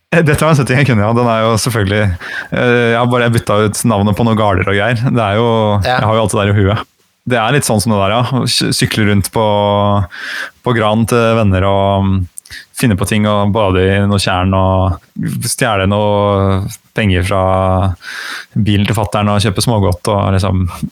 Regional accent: Gran, Innlandet, Norway; accent: Hadeland dialect; also born or lived in Gjøvik; jeg er født, født på Gjøvik og vokste opp på Hadeland

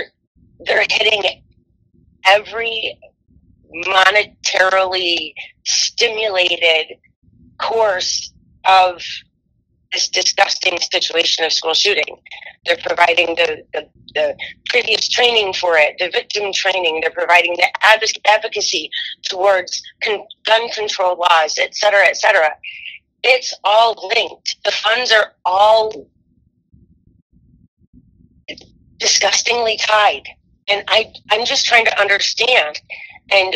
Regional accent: Orion, Michigan, United States; We grew up in Orion, right next door

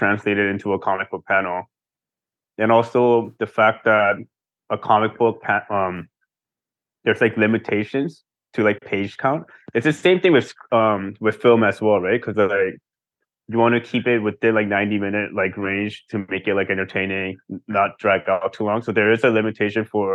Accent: Seoul, South Korea; moved away; also born or lived in United States; especially when we were growing up in Seoul, in Korea

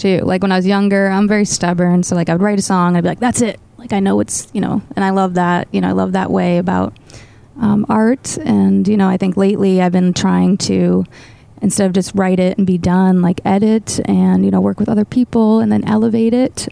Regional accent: Boston, Massachusetts, United States; she had me in the Boston area and raised me

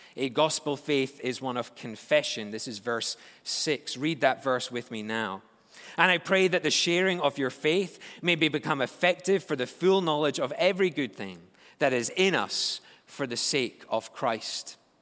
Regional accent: Scotland, United Kingdom; moved away; As a Scotsman

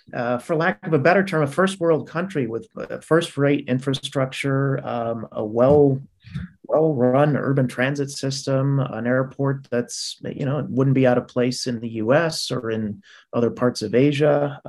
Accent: United States

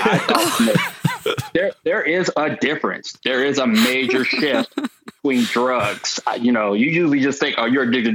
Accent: Ohio, United States; moved away as an adult; also born or lived in Cincinnati, Ohio / Atlanta, Georgia / Cleveland, Ohio; now in Phoenix, United States; I was born in Cincinnati, and then I would go back and forth to Atlanta to live with my aunt, but mostly out of Ohio until I was about 18, and then I just moved around a lot

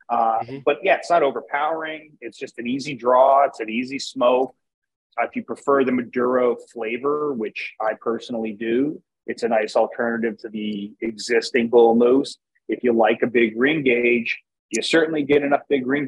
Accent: Wilkes-Barre, Pennsylvania, United States; also born or lived in Virginia; where I was at the time I was growing up, it was like the Wilkes-Barre Scranton area

